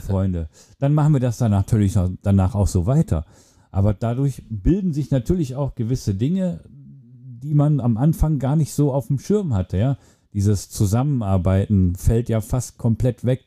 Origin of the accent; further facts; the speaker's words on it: Germany; wir Deutschen